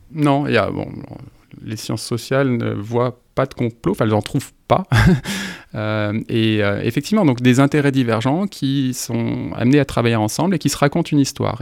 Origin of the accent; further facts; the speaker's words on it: France; en tant que Français